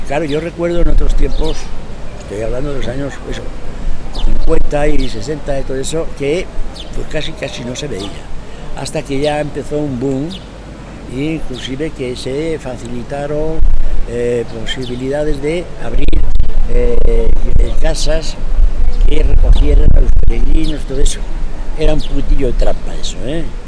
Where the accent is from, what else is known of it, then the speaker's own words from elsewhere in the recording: Madrid, Community of Madrid, Spain; now in Astorga, Spain; yo soy de Madrid